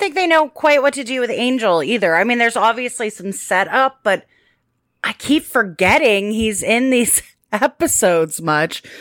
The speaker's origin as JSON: {"language": "English", "country": "United States", "said": "I am an American"}